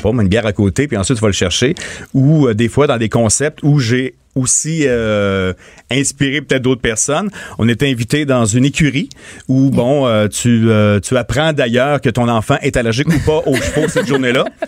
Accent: Montmagny, Quebec, Canada; born or raised there

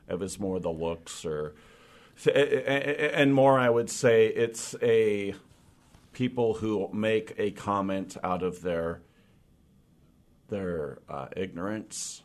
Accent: Olympic Peninsula, Washington, United States; moved away as an adult; also born or lived in Port Townsend / Forks / Sequim; now in Seattle, United States; I grew up on the Olymp-, Olympic Peninsula

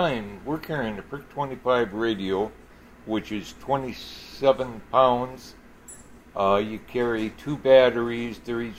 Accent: Minneapolis, Minnesota, United States; I'm originally from Minneapolis.

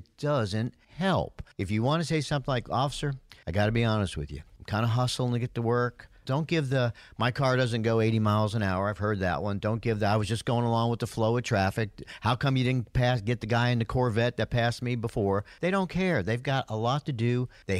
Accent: Yonkers, New York, United States; From Yonkers, New York, my hometown.

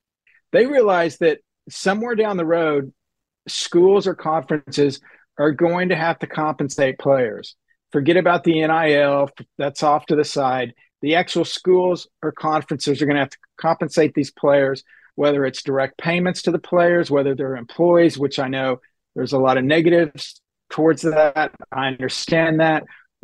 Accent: Oklahoma, United States; I grew up in Oklahoma, grew up a huge Dallas Cowboy fan.

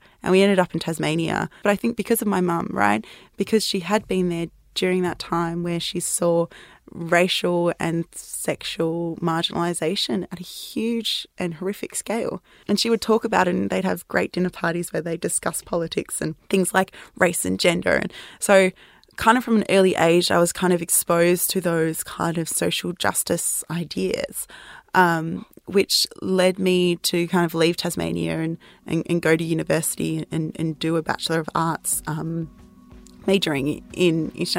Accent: South Africa; born there; So I was born in South Africa and my mum was a journalist in South Africa during the apartheid era.

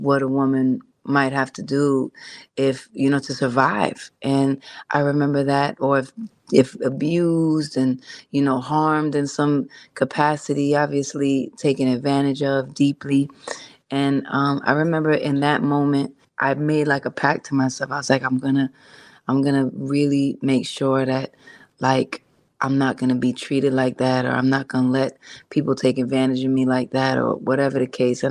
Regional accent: New York City, New York, United States; growing up in Hell's Kitchen was exactly how it sounds. And I also grew up I did a lot of growing up in Harlem too

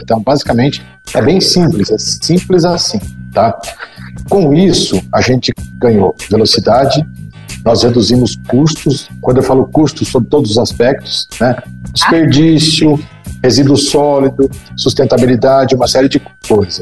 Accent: Brazil; como bons brasileiros

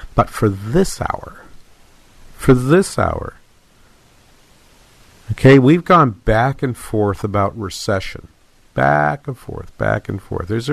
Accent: Manchester, New Hampshire, United States; also born or lived in Boston; now in Twin Cities, Minnesota, United States; I'm from Manchester, New Hampshire, up the road about 50 miles.

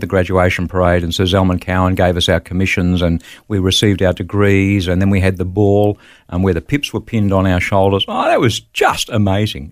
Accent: Wollongong, New South Wales, Australia; moved away as an adult; also born or lived in Bulli, New South Wales / Melbourne / Sydney; I grew up in the Gong, in Wollongong, and went to school there

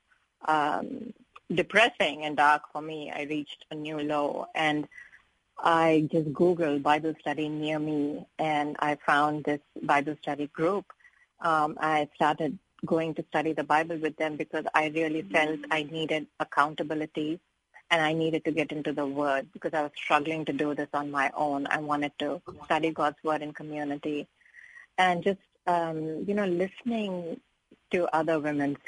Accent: India; moved away as an adult; now in United States; I come from India, which is kind of a patriarchal society

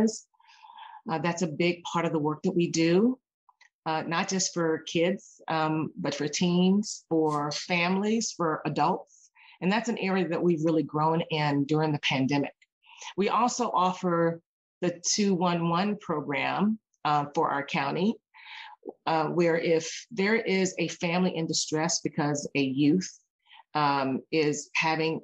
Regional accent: Cambridge, Virginia, United States; also born or lived in Arizona; now in Seattle, United States; growing up in Cambridge, Virginia, there was no YMCA.

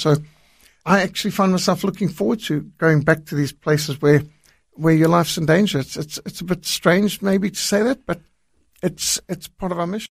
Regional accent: Zimbabwe; moved away; also born or lived in South Africa; I was brought up in Rhodesia, what today is Zimbabwe.

